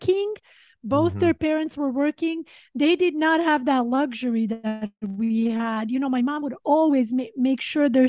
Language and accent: English; Sweden; also born or lived in Montenegro; now in Los Angeles, United States; growing up in Sweden